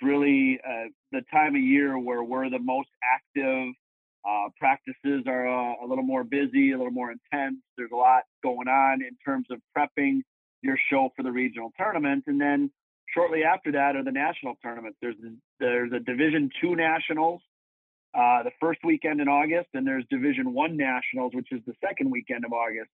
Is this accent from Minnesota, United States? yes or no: no; Madison, Wisconsin, United States; I've been on the Mad City ski team ever since, since I was about 13 years old